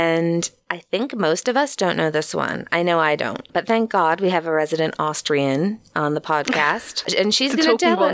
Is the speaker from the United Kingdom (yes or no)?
no; United States; from the United States